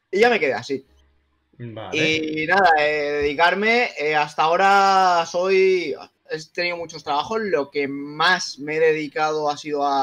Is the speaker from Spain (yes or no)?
yes; Cazorla, Andalusia, Spain; now in Benidorm, Spain; pero en realidad soy andaluz. Soy de, la, provincia de Jaén, de Cazorla.